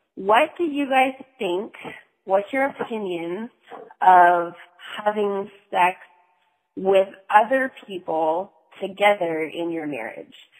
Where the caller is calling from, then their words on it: North Carolina, United States; I'm calling from North Carolina